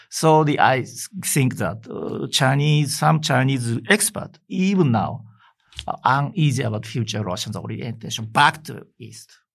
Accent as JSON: {"language": "English", "region": "Hokkaido", "country": "Japan", "said": "I came from Hokkaido, the local areas"}